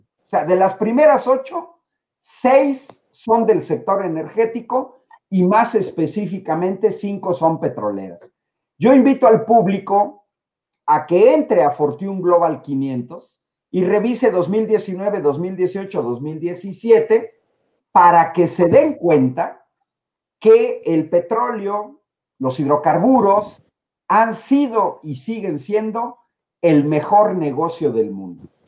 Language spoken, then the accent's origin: Spanish; Mexico; mi país